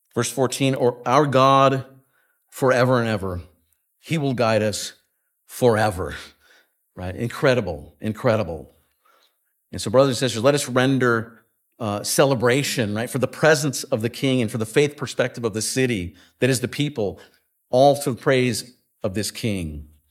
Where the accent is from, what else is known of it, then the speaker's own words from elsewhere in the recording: West Coast, United States; moved away; I grew up on the West Coast